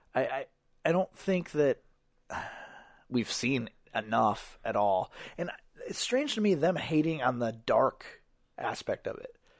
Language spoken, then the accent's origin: English; Iowa, United States; we're from Iowa.